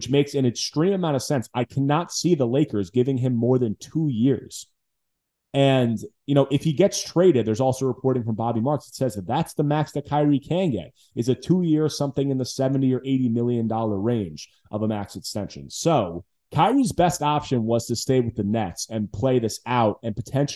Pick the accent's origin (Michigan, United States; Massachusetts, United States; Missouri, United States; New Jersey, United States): New Jersey, United States; I grew up in New Jersey. I'm a Jersey guy